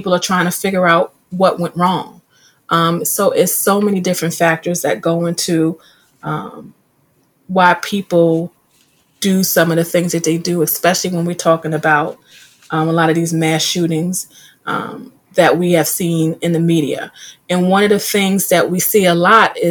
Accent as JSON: {"language": "English", "region": "New York", "country": "United States", "tie": "born or raised there", "said": "being in middle school growing up in New York"}